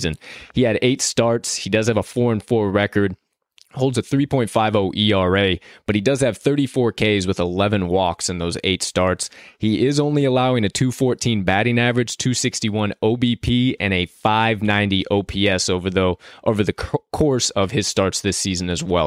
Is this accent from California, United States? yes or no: no; Chicago, Illinois, United States; my hometown, Chicago